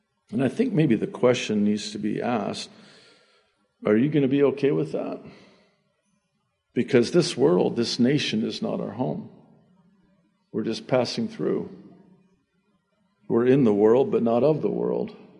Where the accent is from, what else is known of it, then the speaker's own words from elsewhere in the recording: United States; also born or lived in Beirut, Lebanon; I was born in Beirut, Lebanon, to my Egyptian father and my Arab mother, and we immigrated legally, of course, to America when I was 9 months old, 1963.